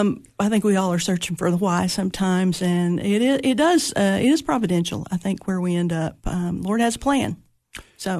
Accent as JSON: {"language": "English", "town": "Monterey", "region": "Tennessee", "country": "United States", "tie": "born or raised there", "also_born_or_lived": "Cookeville, Tennessee", "said": "I was born in Monterey, Tennessee"}